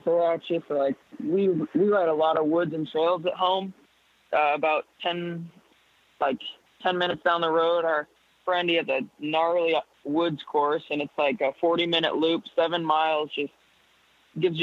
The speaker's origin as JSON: {"language": "English", "region": "Washington", "country": "United States", "tie": "born or raised there", "also_born_or_lived": "Spokane, Washington", "said": "I was born in Spokane, Washington, born and raised in Michael, Washington, about 15 miles south down the road."}